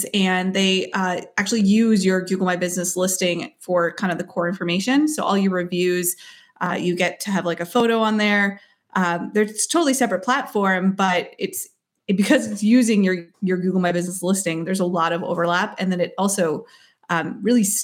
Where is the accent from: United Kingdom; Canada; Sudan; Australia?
Canada; Uxbridge, Ontario; I'm from Uxbridge, Ontario, Canada